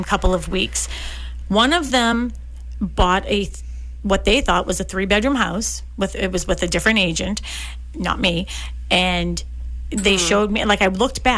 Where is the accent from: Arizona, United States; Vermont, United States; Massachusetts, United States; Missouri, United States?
Massachusetts, United States; Boston; I grew up in Dorchester.